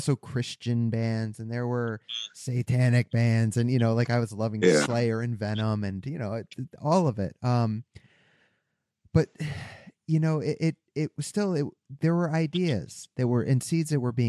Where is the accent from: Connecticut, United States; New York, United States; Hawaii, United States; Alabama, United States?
Connecticut, United States; I'm from Connecticut